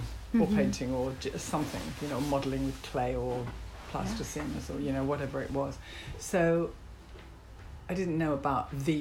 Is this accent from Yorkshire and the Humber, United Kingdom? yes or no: yes; Yorkshire and the Humber, United Kingdom; Yorkshire. Yorkshire? Yeah, in the north of England.